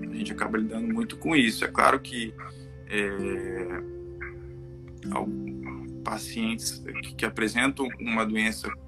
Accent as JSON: {"language": "Portuguese", "region": "Espírito Santo", "country": "Brazil", "also_born_or_lived": "Rio de Janeiro, Brazil", "said": "eu, trabalho aqui no Espírito Santo, né, atualmente. Uhum. É, formei medicina aqui no estado, na Universidade Federal do Espírito Santo."}